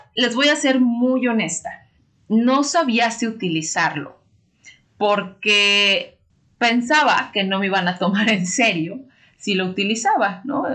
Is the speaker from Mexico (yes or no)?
yes; Mexico; los que somos mexicanos